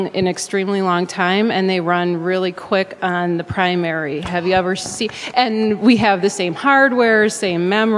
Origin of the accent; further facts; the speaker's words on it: Milwaukee, Wisconsin, United States; I'm from Milwaukee, Wisconsin.